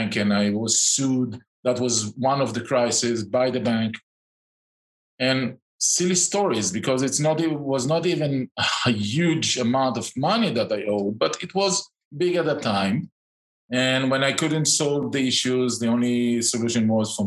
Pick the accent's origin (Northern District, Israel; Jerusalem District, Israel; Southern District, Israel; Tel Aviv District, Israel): Tel Aviv District, Israel; outskirts of Tel Aviv; moved away as an adult; also born or lived in Eilat / Tiberias; now in Spain; I grew up in the outskirts of Tel Aviv, in the center of Israel